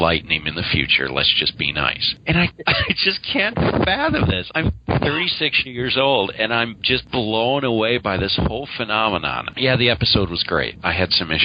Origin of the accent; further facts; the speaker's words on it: United States; I'm American